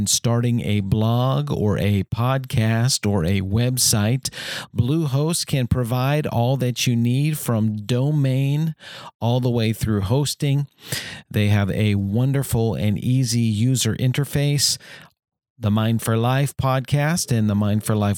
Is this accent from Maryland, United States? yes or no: yes; Bowie, Maryland, United States; also born or lived in Washington, D.C.; I was born in Washington, D.C. and grew up for most of my life in Bowie, Maryland.